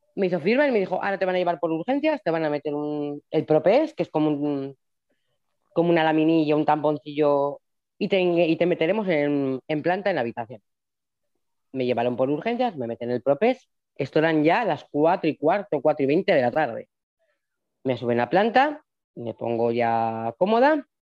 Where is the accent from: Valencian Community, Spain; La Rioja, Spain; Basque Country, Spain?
La Rioja, Spain; yo soy de La Rioja